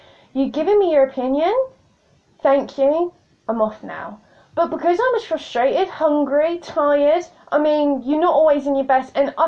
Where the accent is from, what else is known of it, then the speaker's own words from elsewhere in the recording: United Kingdom; I'm British